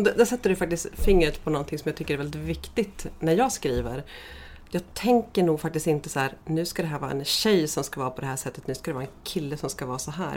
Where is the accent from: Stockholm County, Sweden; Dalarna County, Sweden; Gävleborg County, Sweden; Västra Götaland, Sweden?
Gävleborg County, Sweden; Gästrikland; mina hemtrakter i Gästrikland